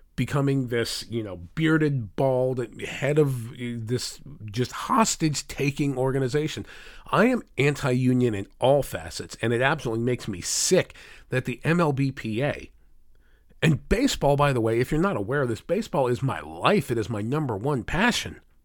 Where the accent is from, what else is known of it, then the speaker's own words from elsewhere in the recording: United States; here in the United States